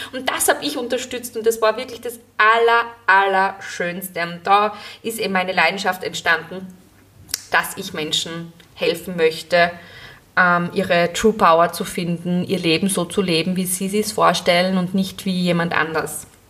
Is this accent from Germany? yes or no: no; Graz, Styria, Austria; moved away as an adult; now in Gleisdorf, Austria; Ich bin ja ursprünglich aus Graz